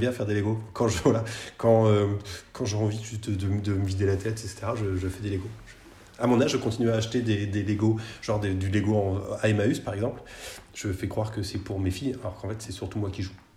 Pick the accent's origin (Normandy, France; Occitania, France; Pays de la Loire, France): Pays de la Loire, France; Nantes; je suis nantais